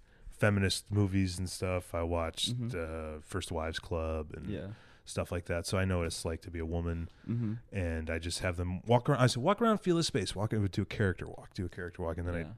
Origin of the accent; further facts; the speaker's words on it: Villa Park, Illinois, United States; from Chicago, I'm from Villa Park, and Chicago wishes it was Villa Park.